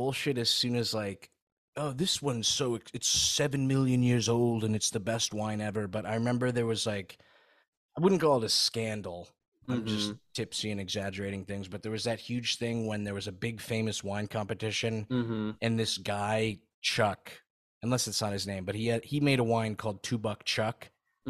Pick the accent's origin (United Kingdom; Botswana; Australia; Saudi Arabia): Saudi Arabia; my buddy we grew up with in Saudi.